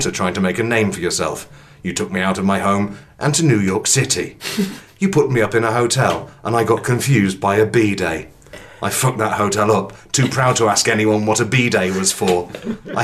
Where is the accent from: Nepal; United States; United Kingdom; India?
United Kingdom; England; I'm English